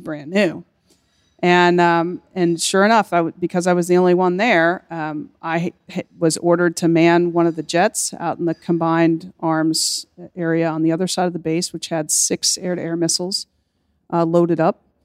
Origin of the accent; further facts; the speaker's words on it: Kentucky, United States; moved away as an adult; I came from Kentucky. Um, and I, I, was very proud of being from Kentucky